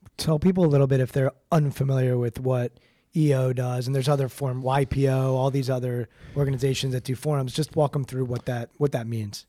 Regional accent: Washington, District of Columbia, United States; I grew up outside of Washington, D C

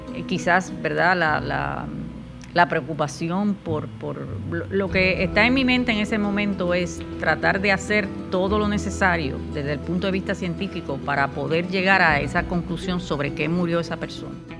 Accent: Puerto Plata, Dominican Republic; moved away as an adult; now in Puerto Rico; yo soy dominicana, nací en la ciudad de Puerto Plata, que es una ciudad costera que está al norte de la República Dominicana

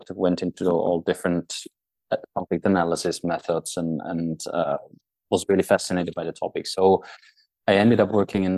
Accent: Austria; moved away as an adult; now in Norway; I'm Austrian, but I'm not living there anymore. I haven't lived there for almost half my life

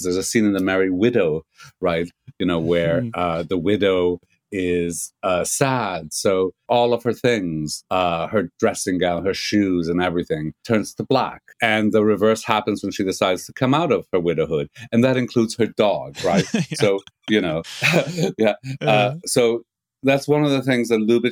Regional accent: Canada; moved away as an adult; also born or lived in Montreal, Canada; now in England, United Kingdom; I'm a Canadian

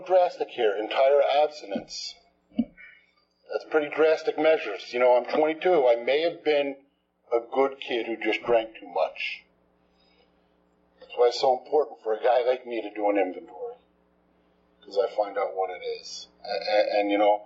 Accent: New Jersey, United States; moved away as an adult; also born or lived in Texas; I'm from New Jersey. Just moved here.

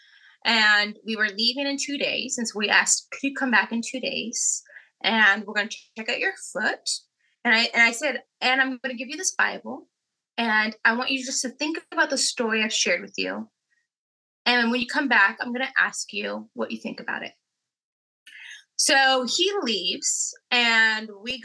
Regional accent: California, United States; we're from California

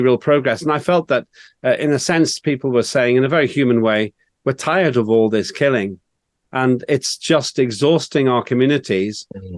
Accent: Northern Ireland, United Kingdom; when I was growing up in Northern Ireland

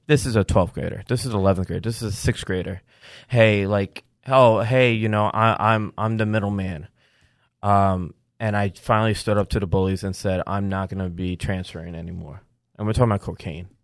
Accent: New York, United States; as a New Yorker

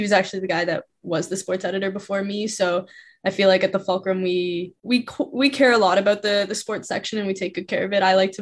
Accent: Saskatchewan, Canada; moved away as an adult; now in Ottawa, Canada; I'm from Saskatchewan

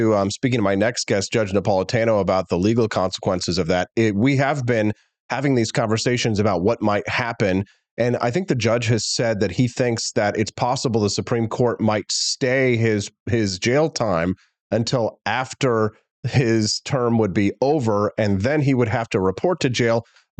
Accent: Missouri, United States; from my home state of Missouri.

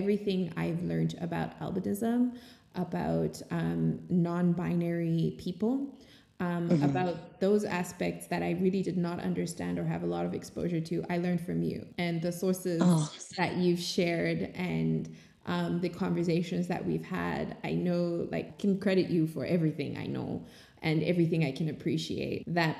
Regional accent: Zimbabwe; moved away as an adult; also born or lived in Switzerland; growing up in Zimbabwe.

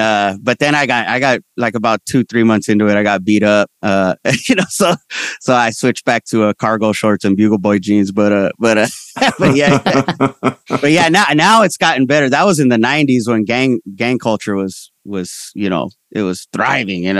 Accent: Ventura County, California, United States; also born or lived in San Fernando, California; I was born in San Fernando. We lived there when I was young, but I mostly grew up in Ventura County, which is like an hour north.

